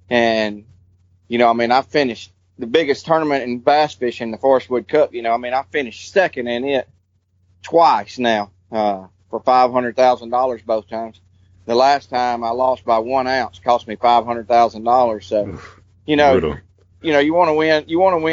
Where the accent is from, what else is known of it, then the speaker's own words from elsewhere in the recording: St. Clair County, Alabama, United States; I'm from St. Clair County